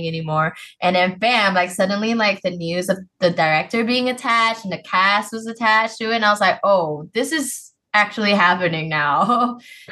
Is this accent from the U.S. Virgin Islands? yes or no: no; Malaysia; I'm Malaysian.